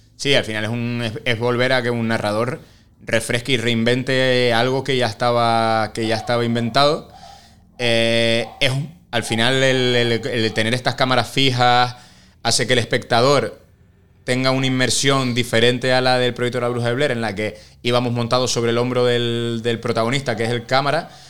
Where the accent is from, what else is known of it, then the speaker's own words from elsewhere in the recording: Spain; nosotros como, españoles